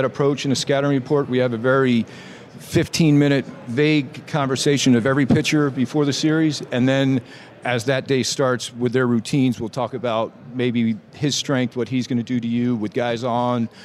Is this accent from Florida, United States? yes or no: yes; South Florida, United States; Growing up in South Florida, going to St. Thomas, kind of a high school football factory